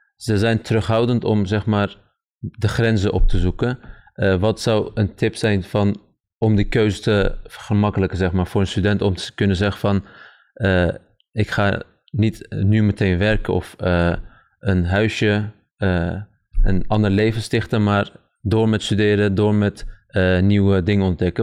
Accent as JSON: {"language": "Dutch", "country": "Turkey", "moved": "yes", "lives_now": "Netherlands", "said": "ik kom zelf uit Turkije"}